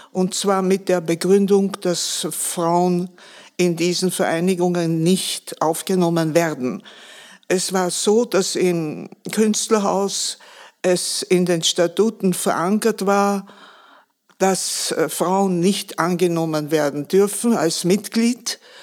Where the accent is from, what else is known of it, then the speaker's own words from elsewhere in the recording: Vienna, Austria; Ich bin 1933 geboren. Meine Kindheit habe ich im Zweiten Weltkrieg erlebt. Ich habe alle Bombenangriffe auf Wien erlebt